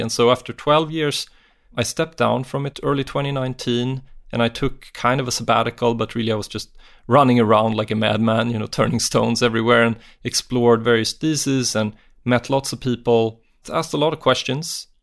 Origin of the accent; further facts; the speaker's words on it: Sweden; I'm from Sweden